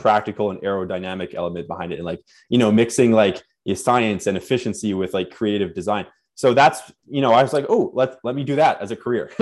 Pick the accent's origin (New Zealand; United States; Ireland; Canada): Canada; Winnipeg, Manitoba; born or raised there; also born or lived in Nova Scotia, Canada